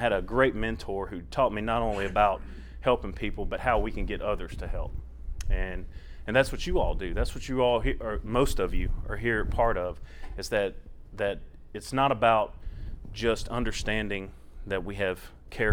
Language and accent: English; South Louisiana, United States; moved away as an adult; now in Tennessee, United States; I'm originally from South Louisiana. I was born in Baton Rouge, grew up in between Baton Rouge and New Orleans area